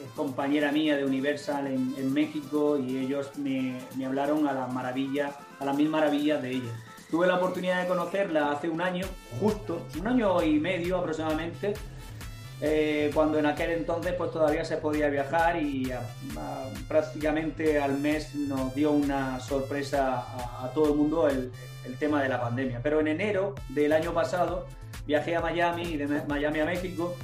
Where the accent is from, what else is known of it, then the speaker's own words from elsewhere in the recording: Spain; desde aquí, desde, desde España